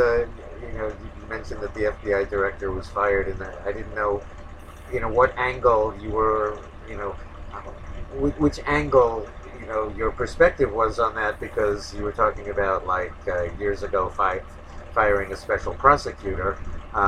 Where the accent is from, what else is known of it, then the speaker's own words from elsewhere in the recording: New York, United States; growing up in New York